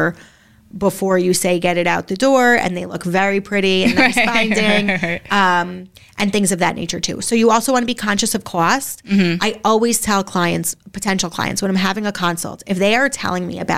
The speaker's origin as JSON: {"language": "English", "area": "Bergen County", "region": "New Jersey", "country": "United States", "moved": "as an adult", "lives_now": "Westfield, United States", "said": "we are from Bergen County, which is a bubble, an amazing bubble that we love"}